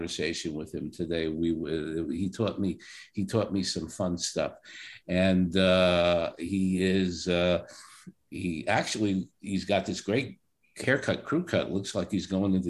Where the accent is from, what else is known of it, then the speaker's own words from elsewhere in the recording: New York City, New York, United States; moved away; I'm a Brooklyn guy who's going for his Ph.D. at this point in human resources